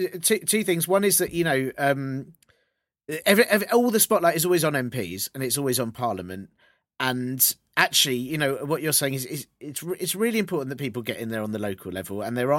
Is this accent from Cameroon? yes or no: no; England, United Kingdom; we're not good as English people with like boasting